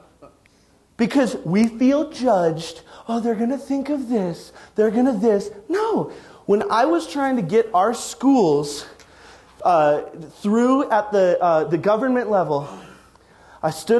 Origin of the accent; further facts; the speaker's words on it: Wyoming, United States; moved away; also born or lived in Arizona; I'm from Wyoming.